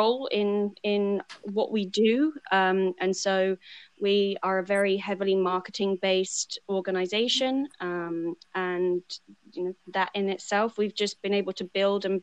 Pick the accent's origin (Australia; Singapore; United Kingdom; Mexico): United Kingdom; England; also born or lived in Seattle / Los Angeles; now in Virginia, United States; I'm originally from England